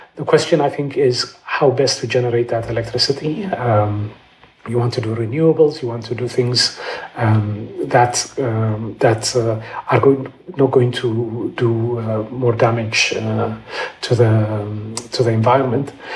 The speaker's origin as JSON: {"language": "English", "region": "Addis Ababa", "country": "Ethiopia", "tie": "born or raised there", "also_born_or_lived": "London", "moved": "as an adult", "said": "I'm Ethiopian. Um, I grew up in Addis"}